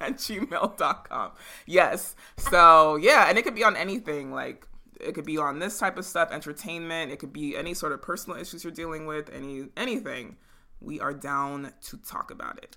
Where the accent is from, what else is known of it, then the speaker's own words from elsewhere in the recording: San Jose, California, United States; we grew up in San Jose